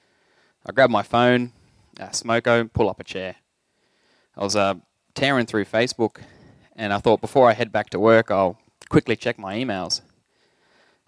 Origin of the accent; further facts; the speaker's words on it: Leanyer, Northern Territory, Australia; When I was younger, I grew up in Liania